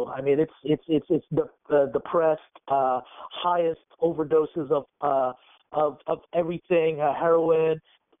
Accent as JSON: {"language": "English", "region": "West Virginia", "country": "United States", "tie": "born or raised there", "said": "I can't believe I'm on the phone with a guy from my home state"}